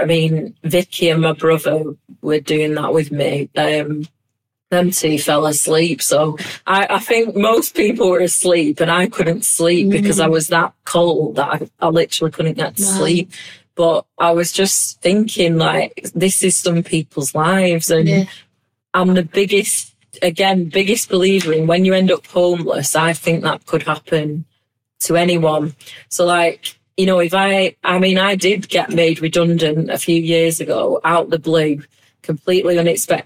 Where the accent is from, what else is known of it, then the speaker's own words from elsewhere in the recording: Bolton, North West England, United Kingdom; accent: Bolton; now I'm proud of my Bolton accent